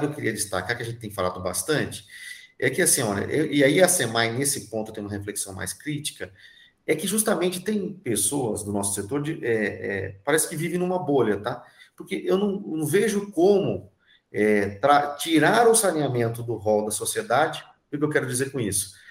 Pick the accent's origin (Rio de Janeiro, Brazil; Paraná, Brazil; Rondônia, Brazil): Paraná, Brazil; eu sou do Paraná também